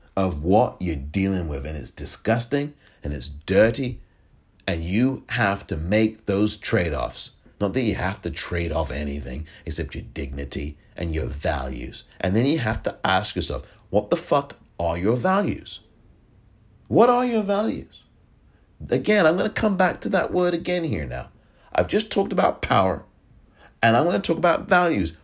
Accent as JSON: {"language": "English", "region": "England", "country": "United Kingdom", "tie": "born or raised there", "moved": "yes", "lives_now": "United States", "said": "I was born in England"}